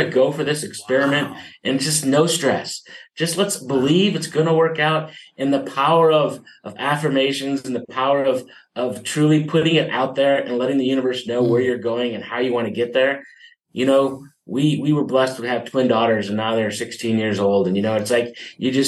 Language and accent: English; Midwest, United States; now in San Diego, United States; I grew up in the Midwest